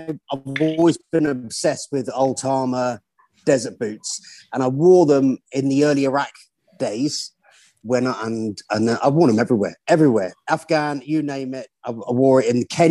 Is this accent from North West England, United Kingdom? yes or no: no; St Austell, South West England, United Kingdom; I was born in St Ozzel, Cornwall.